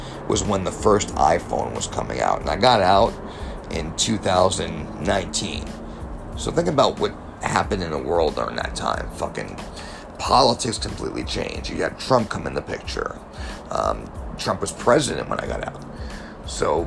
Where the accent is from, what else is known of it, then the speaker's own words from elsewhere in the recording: South Florida, United States; also born or lived in New York; I was born in New York, raised down here, South Florida